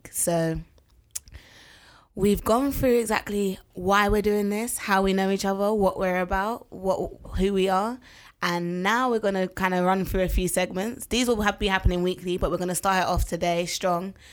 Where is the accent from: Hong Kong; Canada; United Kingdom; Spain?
United Kingdom; London; I'm from Tottenham. That's where and I grew then, up, brrr. and even though I don't live there now, I still identify as a someone from Tottenham